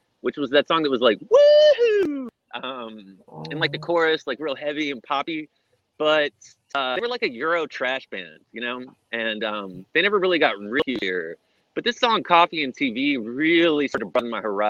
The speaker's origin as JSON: {"language": "English", "town": "Hillsboro", "region": "Texas", "country": "United States", "tie": "born or raised there", "said": "growing up in Hillsboro"}